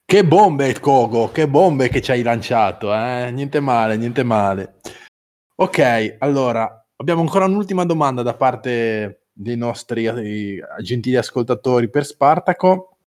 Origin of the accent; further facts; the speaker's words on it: Genoa, Liguria, Italy; io che sono genovese